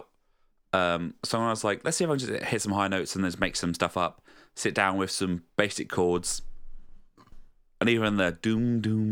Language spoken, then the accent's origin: English; Southend-on-Sea, East of England, United Kingdom; moved away; where I used to live, where I'm originally from